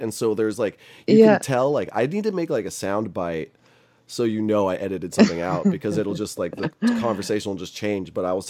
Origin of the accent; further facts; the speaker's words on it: California, United States; I'm more than American. I'm like, I'm so Californian.